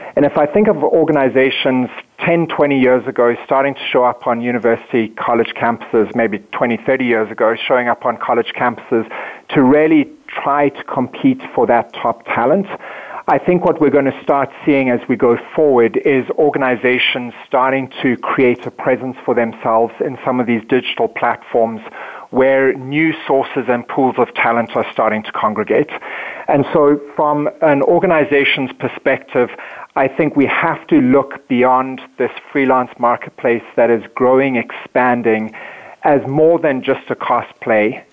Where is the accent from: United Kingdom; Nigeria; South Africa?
South Africa; moved away as an adult; now in Minneapolis, United States; I come from South Africa, born and raised, and moved to the um, States in 2005.